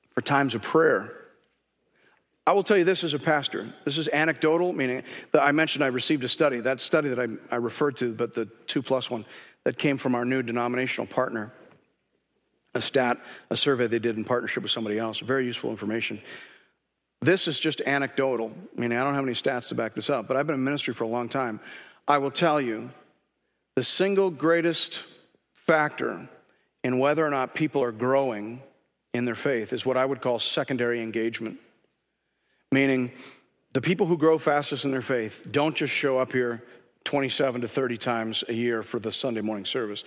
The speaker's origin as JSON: {"language": "English", "country": "Canada", "said": "as a Canadian"}